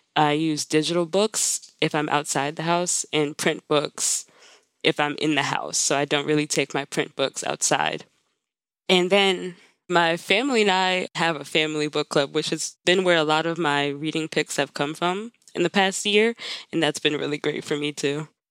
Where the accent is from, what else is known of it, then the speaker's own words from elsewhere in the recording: Maryland, United States; moved away as an adult; also born or lived in Pittsburgh; I live in Maryland. I'm also from Maryland.